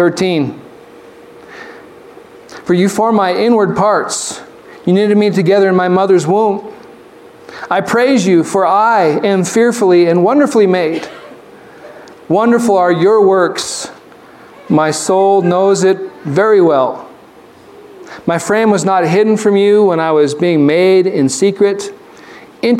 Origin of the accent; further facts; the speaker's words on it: Arizona, United States; When I grew up in Arizona, the vast majority of my classmates, they didn't have white skin